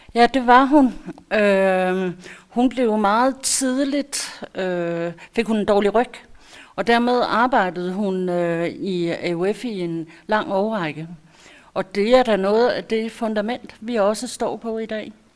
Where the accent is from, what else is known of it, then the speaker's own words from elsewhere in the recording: Holbæk, Zealand, Denmark; Jeg er født i Holbæk, jeg er opvokset i Holbæk